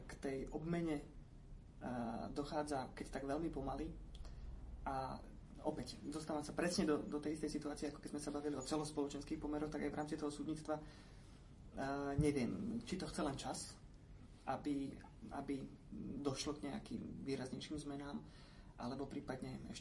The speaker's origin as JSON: {"language": "Slovak", "region": "eastern Slovakia", "country": "Slovakia", "said": "ja pochádzam z východného Slovenska"}